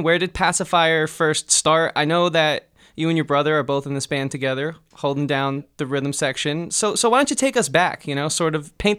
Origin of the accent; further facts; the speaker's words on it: Poughkeepsie, New York, United States; Because we're from Poughkeepsie, New York.